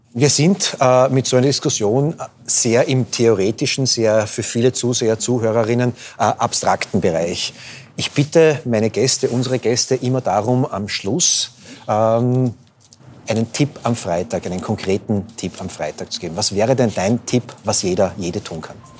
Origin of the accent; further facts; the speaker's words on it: Austria; als Österreicher